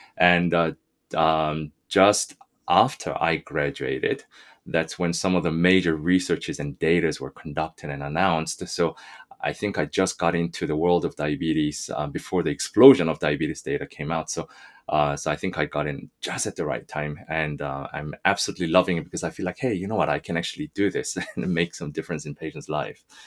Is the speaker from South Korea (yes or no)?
yes; South Korea; also born or lived in South Africa; now in Canada; I was born in Korea